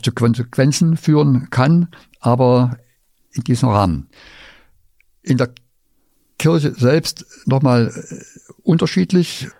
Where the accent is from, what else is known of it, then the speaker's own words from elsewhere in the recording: Vogtland, Saxony, Germany; moved away; also born or lived in Leipzig; Im Vogtland war das schon schwieriger, wo ich aufgewachsen bin